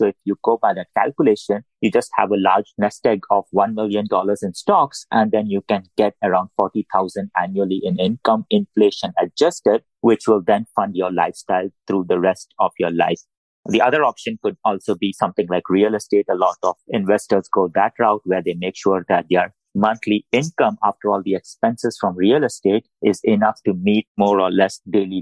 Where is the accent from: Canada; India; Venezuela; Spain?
India; English is a second language; moved away as an adult; now in United States; I moved from India